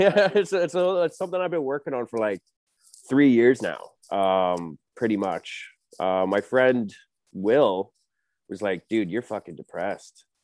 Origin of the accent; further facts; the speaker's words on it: Toronto, Ontario, Canada; I'm from Etobicoke here in Toronto, a little suburb